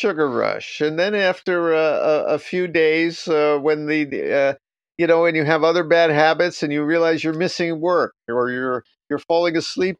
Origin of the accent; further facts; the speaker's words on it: New York, United States; now in Japan; I'm from New York.